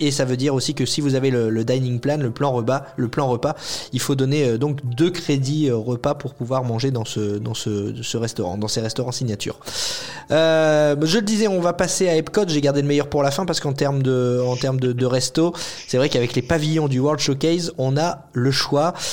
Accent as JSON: {"language": "French", "country": "France", "said": "quand on est français"}